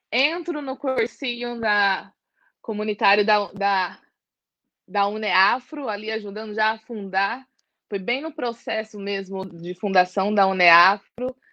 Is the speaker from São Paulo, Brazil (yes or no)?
yes; São Paulo, Brazil; e eu venho também da Zona Leste de São Paulo, né? Venho de São Mateus, lá do bairro do Jardim São Francisco.